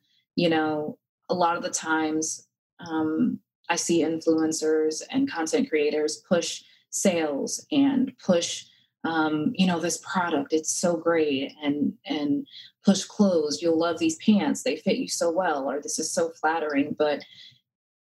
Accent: Connecticut, United States; now in North Carolina, United States; Growing up in Connecticut, my mom would always send my sister and I here to North Carolina

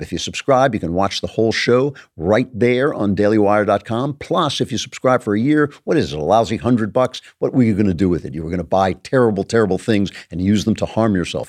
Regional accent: Los Angeles, California, United States; Hollywood, my hometown

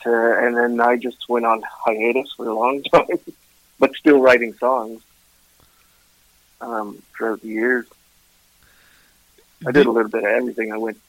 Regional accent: Ottawa, Ontario, Canada; also born or lived in Vancouver / Kingston; Yeah. Yeah. Yeah. I was born and raised in Ottawa. I moved around different places. I was in Vancouver for a bit, Kingston, Ontario, places like that.

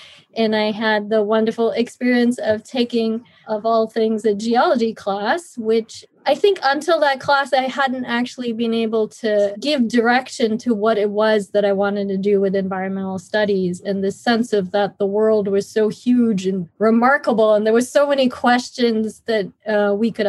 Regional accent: India; moved away as an adult; also born or lived in United States; I grew up in India.

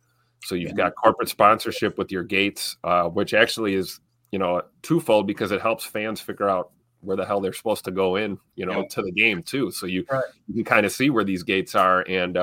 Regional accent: Milwaukee, Wisconsin, United States; moved away as an adult; now in Green Bay, United States; I grew up in Milwaukee

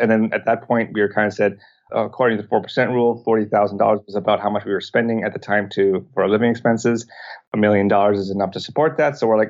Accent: Canada; moved away as an adult; we grew up in Canada.

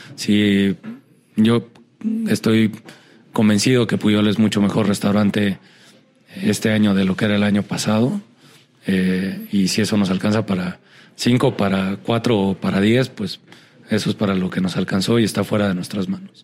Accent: Mexico; me siento un mexicano bastante normal

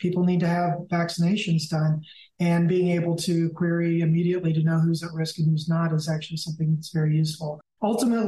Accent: Missouri, United States; I hail from Missouri, which borders 8 states

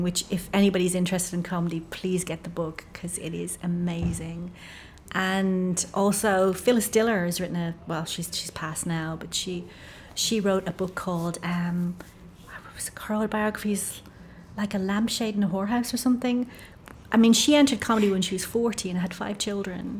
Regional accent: Ireland; I'm Irish

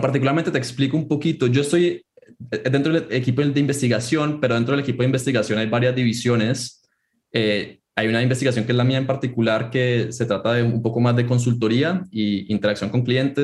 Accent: Colombia; moved away as an adult; also born or lived in Chicago, United States; yo soy originalmente colombiano, pero fui a, estudiar en Estados Unidos, estudié en Chicago

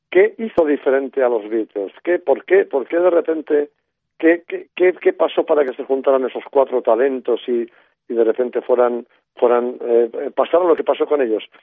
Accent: Spain; Sí, España profunda de Franco, una España en blanco y negro, con televisión en blanco y negro, etcétera, etcétera, ¿no?

